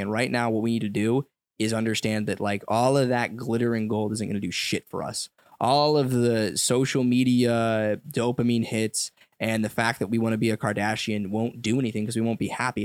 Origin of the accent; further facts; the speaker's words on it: United States; I grew up in the commercialized United States